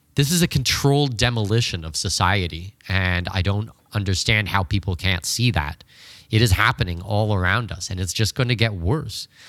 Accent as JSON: {"language": "English", "country": "Canada", "moved": "yes", "said": "Canada, which was just unbelievably worrying, my home country"}